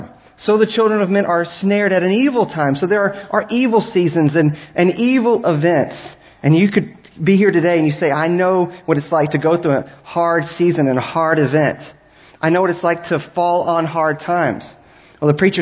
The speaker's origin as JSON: {"language": "English", "town": "Galveston", "region": "Texas", "country": "United States", "tie": "born or raised there", "said": "I grew up in Galveston"}